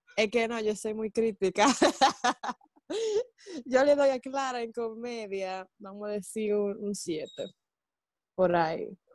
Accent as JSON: {"language": "Spanish", "country": "Dominican Republic", "said": "soy dominicana, así que mi talento va a ser talento dominicano"}